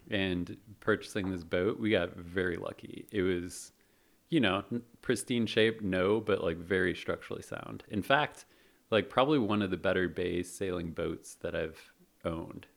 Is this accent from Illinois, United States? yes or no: yes; Chicago, Illinois, United States; moved away as an adult; now in San Francisco, United States; I grew up, uh, in Chicago, moved out here to San Francisco, in two thousand six